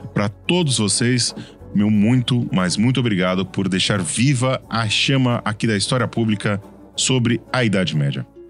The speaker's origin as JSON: {"language": "Portuguese", "region": "São Paulo", "country": "Brazil", "accent": "paulista", "said": "o meu sotaque de paulista me complica às vezes"}